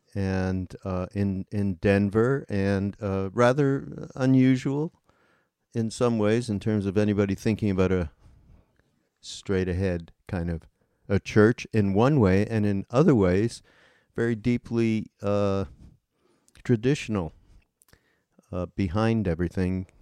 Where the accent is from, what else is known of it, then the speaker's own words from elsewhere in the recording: Montreal, Quebec, Canada; moved away; I grew up in Montreal